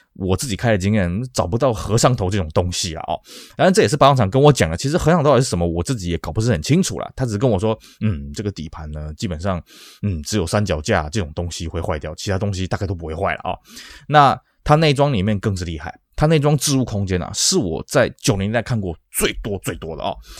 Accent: Taiwan; 尤其当时我们台湾人就觉得说，哎，车子要个屁股才看起来比较安全嘛

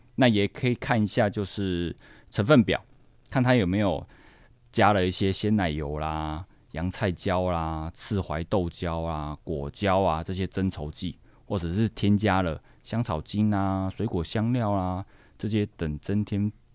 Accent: southern Taiwan, Taiwan; also born or lived in France; 我们南部人呢，就已经会出现鱿鱼螺肉蒜、海鲜口味的羹汤或砂锅鱼头这样子

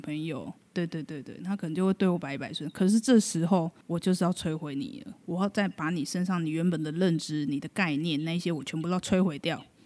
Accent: Taiwan; 我们一个台湾人

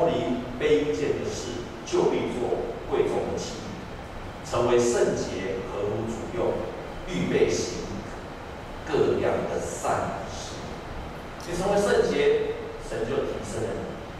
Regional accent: Taiwan; 我们台湾人讲一句话：“两头沙丘”，下面不行，举头三尺有神明

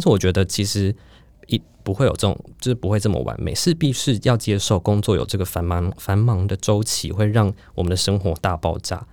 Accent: Taipei, Taiwan; 因为我是台北人嘛

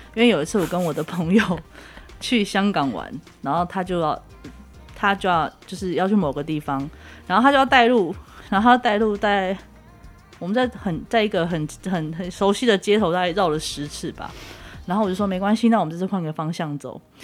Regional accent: Taiwan; 到了台湾，然后上了火车回到我的家乡

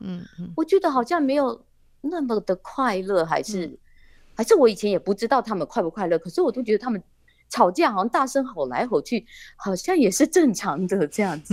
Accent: Dongyin, Lienchiang County, Taiwan; 我在这里出生，然后我一直在这里

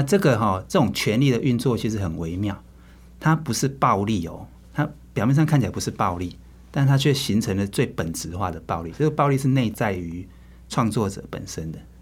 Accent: Pingtung County, Taiwan; also born or lived in Kaohsiung; 我是屏东人。嗯，嗯，嗯。然后那时候读高中的时候才去， 去高雄

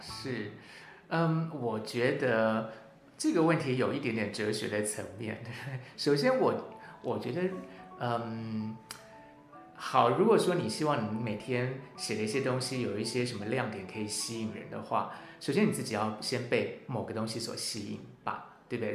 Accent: National Tsing Hua University campus, Hsinchu City, Taiwan; 我自己小时候就是在清华的大草坪玩着长大的

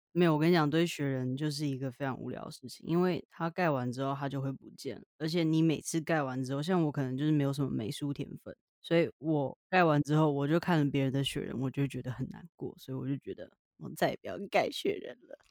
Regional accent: Taiwan; accent: Taiwanese Mandarin; also born or lived in Richmond, British Columbia, Canada; 我今天怎么那么台湾国语

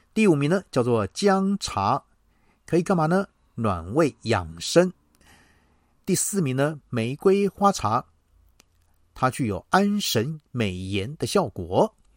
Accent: Taiwan; 我们台湾人爱喝茶

